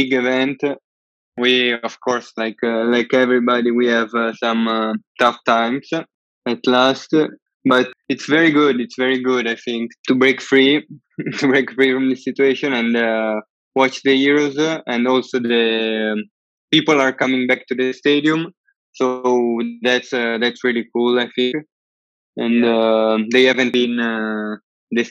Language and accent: English; Milan, Lombardy, Italy; I'm from Italy, in Milan